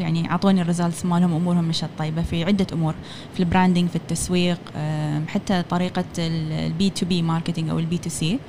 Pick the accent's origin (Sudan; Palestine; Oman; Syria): Oman; هني كعمانيين